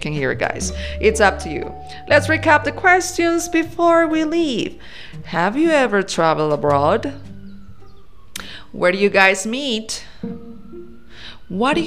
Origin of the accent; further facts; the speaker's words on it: Colombia; English is a second language; I am from Colombia, and we say, vamos para la fiesta